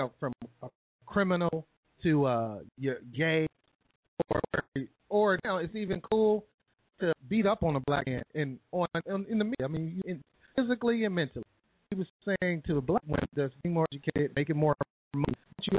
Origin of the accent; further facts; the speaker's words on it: Midwest, United States; I'm from the Midwest, and our point of reference is different because growing up in the Midwest